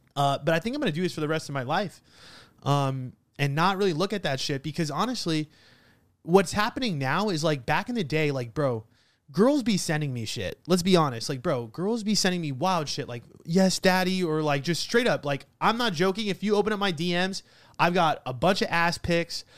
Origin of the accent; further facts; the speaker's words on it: New York, United States; I'm an Italian from New York with an uncle that owns a funeral home